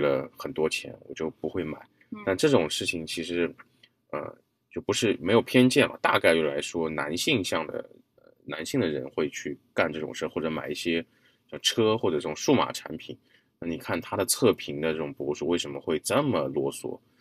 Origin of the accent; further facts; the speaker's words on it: China; 我们一个中国人